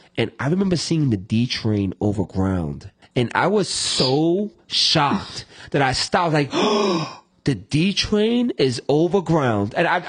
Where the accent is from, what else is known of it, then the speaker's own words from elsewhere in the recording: New York City, New York, United States; growing up in the Bronx and New York